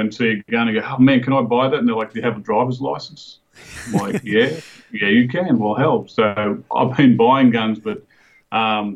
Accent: Cootamundra, New South Wales, Australia; moved away as an adult; now in Texas, United States; born and raised in Cootamundra, New South Wales

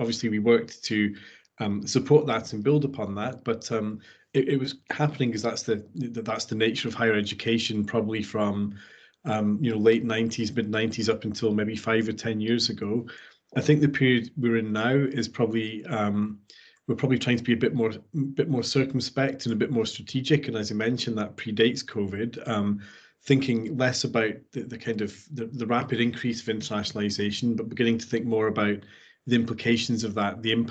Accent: near Edinburgh, Scotland, United Kingdom; moved away as an adult; also born or lived in South Africa; I'm from Scotland, not too far from Edinburgh

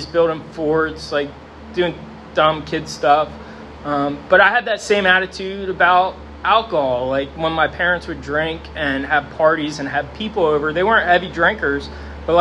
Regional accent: Sinking Spring, Pennsylvania, United States; I grew up here in Sinking Spring.

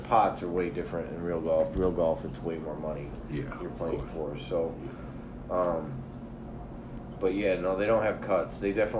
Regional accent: Holly, Michigan, United States; I used to live up there. I grew up in Holly.

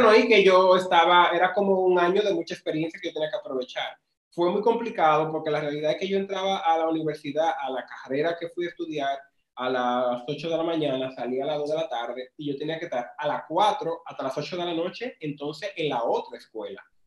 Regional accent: Pimentel, Duarte, Dominican Republic; estudié en Pimentel y soy de Pimentel

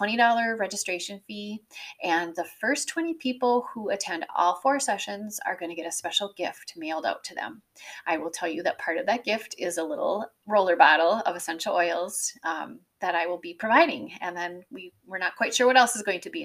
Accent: Wisconsin, United States; also born or lived in Ohio; So I grew up in the Midwest. I am a Wisconsin girl. I was born in Ohio, but we quickly moved to Wisconsin.

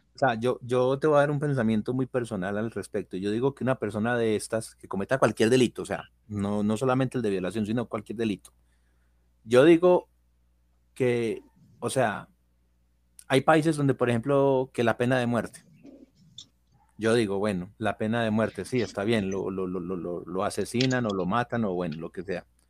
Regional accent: Colombia; la capital de mi país, que es Bogotá

